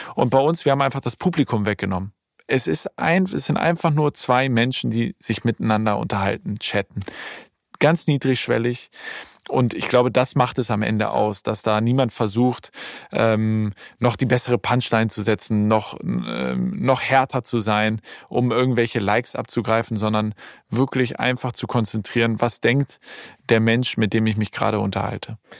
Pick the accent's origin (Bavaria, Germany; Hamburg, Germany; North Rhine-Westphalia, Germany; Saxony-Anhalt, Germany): Hamburg, Germany; moved away as an adult; now in Berlin, Germany; im Zeise Kino in Hamburg, ja. äh, in Ortensinn. Das ist mein absolutes Lieblingskino, mein Heimatkino sozusagen